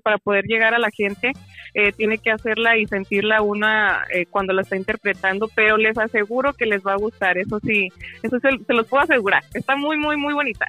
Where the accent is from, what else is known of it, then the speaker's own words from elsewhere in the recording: Durango, Mexico; also born or lived in Los Angeles, California, United States; nací en Los Ángeles, California, en Los Ángeles, California, perdón, y crecí en Durango, México.